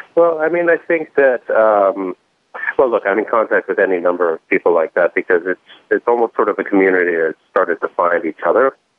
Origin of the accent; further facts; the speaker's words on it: New York City, New York, United States; when I was a kid growing up in New York